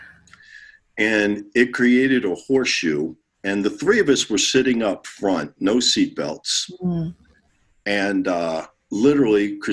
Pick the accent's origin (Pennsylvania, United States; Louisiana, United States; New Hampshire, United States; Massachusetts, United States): Pennsylvania, United States; Philadelphia; Philadelphia, the city of brotherly love, my hometown